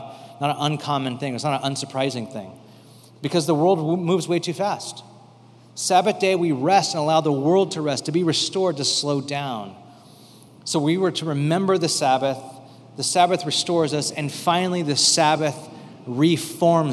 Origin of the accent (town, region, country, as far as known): United States